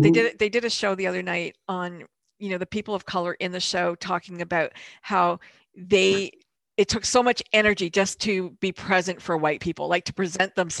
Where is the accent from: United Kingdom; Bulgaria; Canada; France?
Canada; also born or lived in Europe / Louisville, Kentucky / St. Louis; I was born in Europe, but I grew up in Canada.